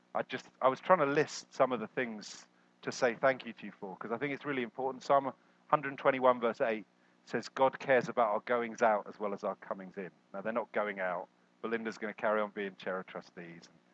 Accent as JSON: {"language": "English", "country": "United Kingdom", "said": "We're also British."}